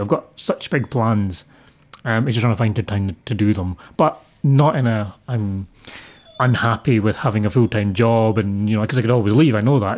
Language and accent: English; Scotland, United Kingdom; I'm Scottish. I was born here. Everything I know is this